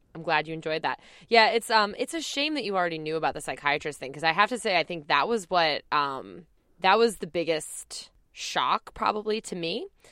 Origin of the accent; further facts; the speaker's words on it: New Jersey, United States; I'm from New Jersey